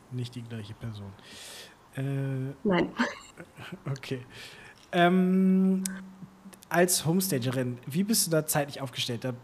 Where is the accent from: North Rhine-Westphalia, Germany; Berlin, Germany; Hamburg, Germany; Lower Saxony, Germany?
Hamburg, Germany; über mich als Hamburger, ne?